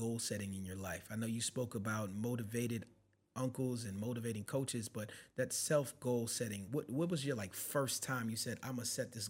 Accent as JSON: {"language": "English", "town": "New York City", "region": "New York", "country": "United States", "said": "I'm from the Bronx, New York"}